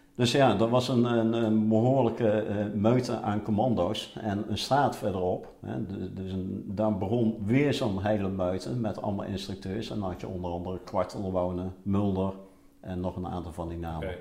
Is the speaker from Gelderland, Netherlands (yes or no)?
no; Roosendaal, North Brabant, Netherlands; also born or lived in Zevenaar; ik ben geboren in Zevenaar, maar eh, toen ik één jaar was, eh, is het eh, hele gezin verhuisd naar Roosendaal. En ik kwam in een nieuwbouwwijk van Roosendaal te wonen.